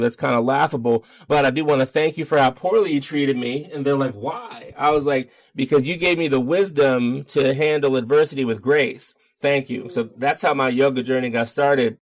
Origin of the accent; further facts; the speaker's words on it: Baltimore, Maryland, United States; moved away as an adult; now in Denver, United States; I'm from Baltimore.